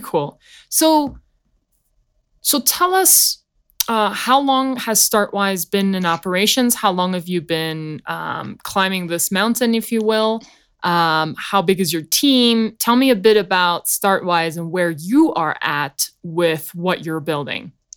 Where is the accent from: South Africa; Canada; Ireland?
South Africa; now in United States; me being from South Africa